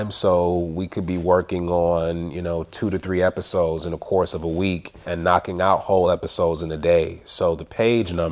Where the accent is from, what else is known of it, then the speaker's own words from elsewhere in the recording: Detroit, Michigan, United States; also born or lived in San Diego, California / North Carolina; No, I actually was born in San Diego. Were you raised in Detroit? I was raised up in Detroit. I was actually kind of grew up all over, but I spent majority of my life like, well, elementary, middle school in Detroit.